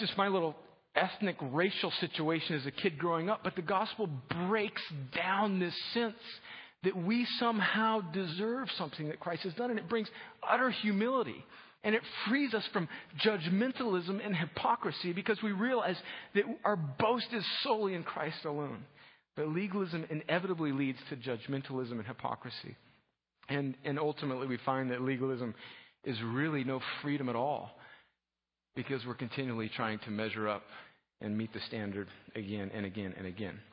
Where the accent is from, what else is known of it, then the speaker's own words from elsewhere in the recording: opposite Mexicali, California-Mexico border, United States; also born or lived in Los Angeles, California; I was born in Los Angeles, but when I was a young child, my parents moved down right on the Mexican border.